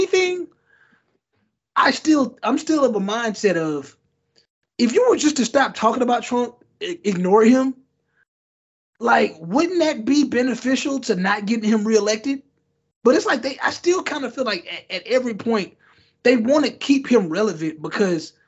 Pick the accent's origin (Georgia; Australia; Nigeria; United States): Nigeria; as being Nigerian